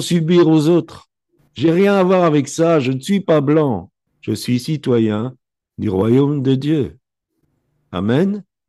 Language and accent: French; Belgium; Je suis né en Belgique, mes parents sont nés en Belgique